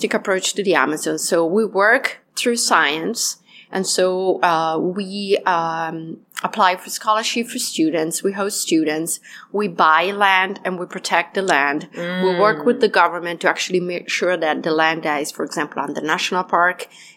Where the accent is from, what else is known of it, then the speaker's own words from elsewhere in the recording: Italian Alps, Italy; moved away; also born or lived in Peru; I was raised in the Italian Alps